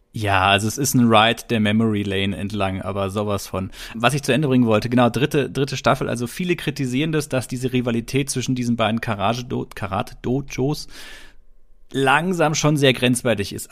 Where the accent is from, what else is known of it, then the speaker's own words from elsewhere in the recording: Stuttgart, Baden-Württemberg, Germany; Stuttgart, also ist ja die Gegend, wo ich herkomme.